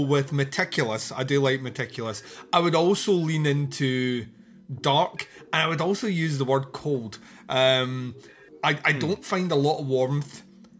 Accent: Scotland, United Kingdom

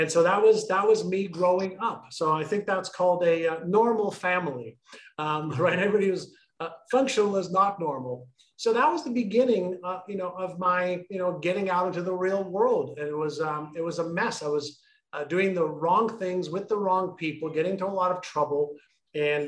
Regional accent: Montreal, Quebec, Canada; moved away as an adult; also born or lived in Israel / Toronto; when I immigrated from Israel to Montreal, it wasn't by choice.

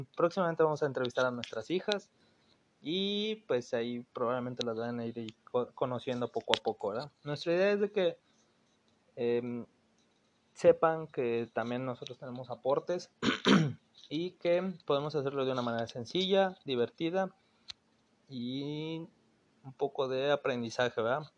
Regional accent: Mexico City, Mexico; moved away as an adult; now in Monterrey, Mexico; soy originario de la Ciudad de México. Actualmente llevo viviendo aquí ocho años.

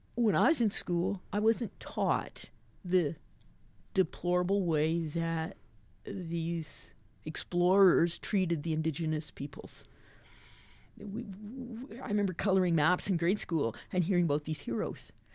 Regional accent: Invermere, British Columbia, Canada; moved away as an adult; also born or lived in Surrey, British Columbia / West Africa; I grew up in the Alliance, Lee Quindamere Alliance Church in the little town of Invermere in southeast British Columbia.

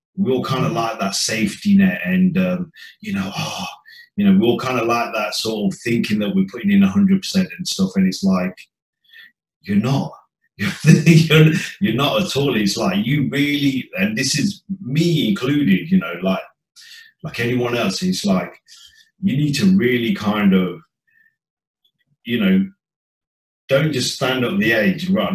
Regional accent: Leicester, East Midlands, United Kingdom; I was born and bred in the Midlands, Leicester

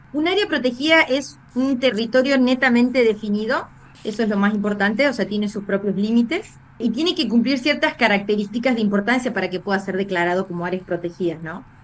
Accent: Miramar, Córdoba, Argentina; moved away; estoy acá visitando a mi familia soy de acá de Miramar

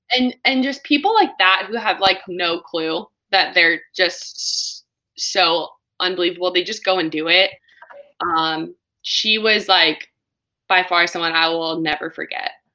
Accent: California, United States; California, my home my home state

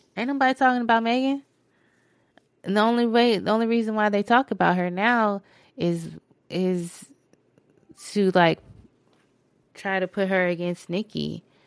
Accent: Phoenix, Arizona, United States; That's my hometown.

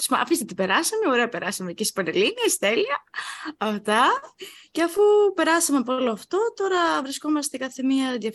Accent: Heraklion, Crete, Greece; moved away as an adult; now in Rhodes, Greece; όπως είμαστε από το Ηρακλείο στην Κρήτη

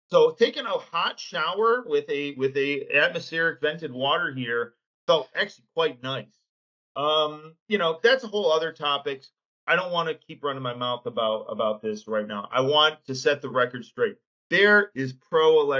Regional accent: Detroit, Michigan, United States; I grew up being a U of M fan here in Metro Detroit

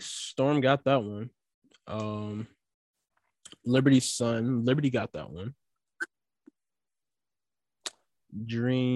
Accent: Charleston, United States; I'm from Charleston

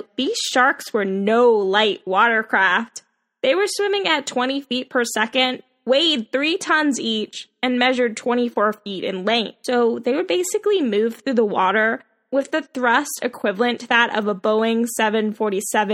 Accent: Florida, United States; I grew up in Florida

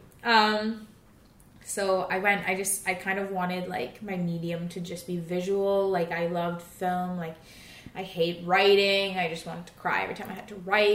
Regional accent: White Rock, British Columbia, Canada; also born or lived in Mumbai, India; now in Vancouver, Canada; I was born in Mumbai. I lived there till I was 10. And then I moved to Vancouver, essentially. But I grew up in White Rock

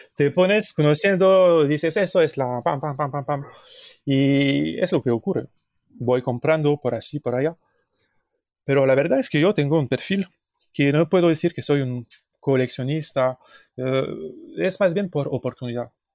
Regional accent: Paris, Île-de-France, France; Spanish is a second language; venimos de París, Francia

